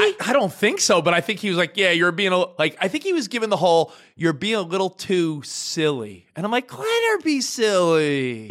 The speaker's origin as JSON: {"language": "English", "region": "New York", "country": "United States", "moved": "yes", "lives_now": "Los Angeles, United States", "said": "I'm from New York"}